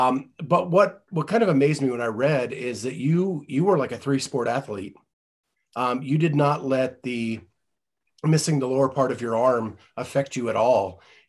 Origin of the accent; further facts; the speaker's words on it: Western Pennsylvania, United States; There's something about growing up in that blue collar family. Like I grew up in Western Pennsylvania. My dad was a machinist.